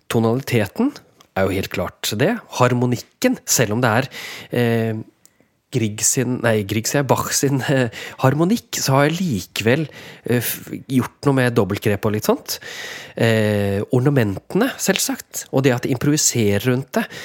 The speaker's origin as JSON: {"language": "Norwegian", "town": "Vågå", "region": "Innlandet", "country": "Norway", "tie": "born or raised there", "said": "Jeg vokste opp i Vågå. Og det er klart at I Vågå så er det enormt sterk tradisjon."}